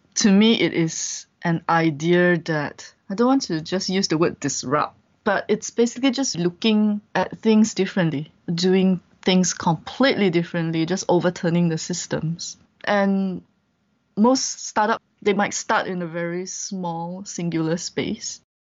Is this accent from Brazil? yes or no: no; Malaysia; moved away as an adult; also born or lived in Vietnam; I'm a Malaysian